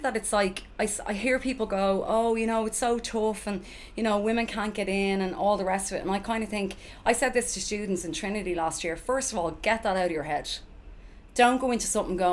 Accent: Dublin, Leinster, Ireland; also born or lived in New York; being from Finglas, like, I probably would have had it

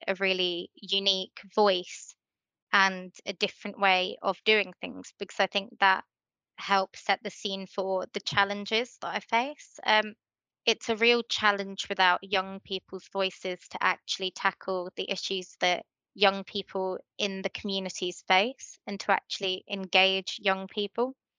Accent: Letchworth, East of England, United Kingdom; Letchworth is my hometown. It's where I've grown up

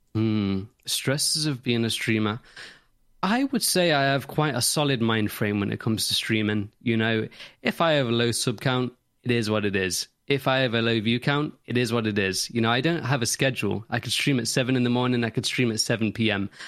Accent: Nottingham, East Midlands, United Kingdom; I'm from Nottingham

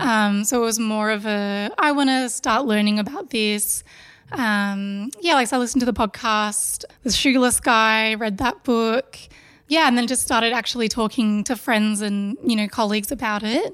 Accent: Melbourne, Victoria, Australia; from Melbourne, born and bred

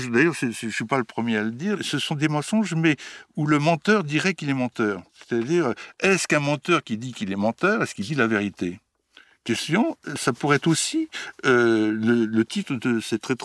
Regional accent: Bourgogne-Franche-Comté, France; autant mon enfance en Bourgogne avec un oncle un oncle alcoolique, un oncle génial, un oncle qui faisait de l'art brut

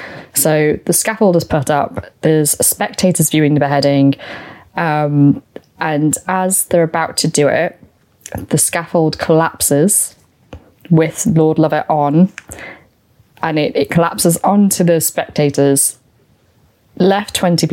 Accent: United Kingdom; As British people

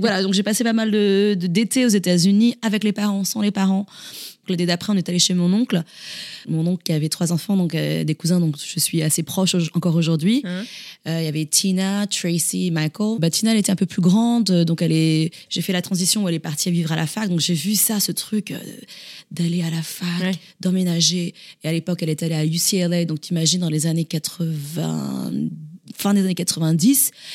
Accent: Montigny-le-Bretonneux, Île-de-France, France; also born or lived in Toulouse; J'ai grandi effectivement dans la banlieue parisienne, mhm. mais je suis née à Toulouse

